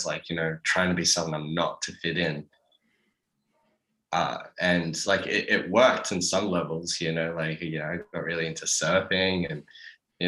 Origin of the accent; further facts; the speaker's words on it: Sydney, New South Wales, Australia; growing up in the Shire